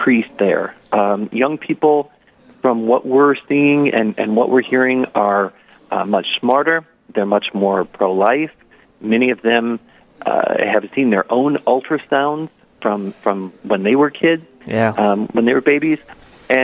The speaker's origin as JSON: {"language": "English", "town": "Paynesville", "region": "Minnesota", "country": "United States", "tie": "born or raised there", "said": "I'm from Painesville, Minnesota, born and raised."}